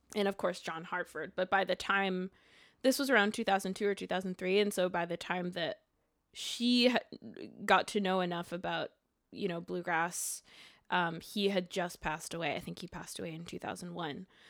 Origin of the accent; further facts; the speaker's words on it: Montreal, Quebec, Canada; now in Brooklyn, United States; I was born in Montreal, Quebec.